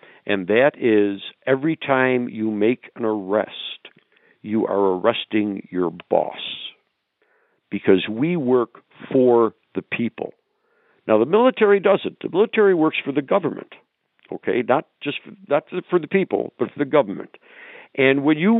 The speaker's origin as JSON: {"language": "English", "region": "New York", "country": "United States", "tie": "born or raised there", "said": "I grew up in New York State. And when I was a kid growing up in New York State"}